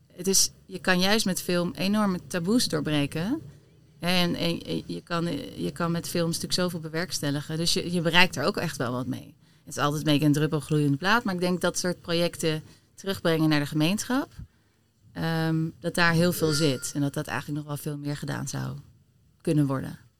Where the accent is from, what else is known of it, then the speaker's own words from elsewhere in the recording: Delft, South Holland, Netherlands; now in Amsterdam, Netherlands; ik ben geboren in Delft. Ik woon al wel weer wat langer in Amsterdam dan, dan Delft.